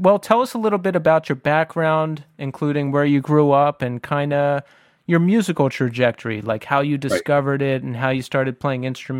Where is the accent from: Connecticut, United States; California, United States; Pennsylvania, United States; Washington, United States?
Pennsylvania, United States; Bristol Township; I grew up in Bristol Township for a little bit. I used to live in Margot Gardens